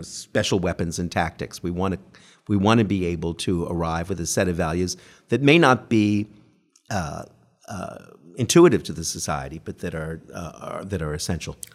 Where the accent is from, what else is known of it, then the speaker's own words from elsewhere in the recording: Canada; now in United Kingdom; grew up under the most benign version of the post-colonialism in Canada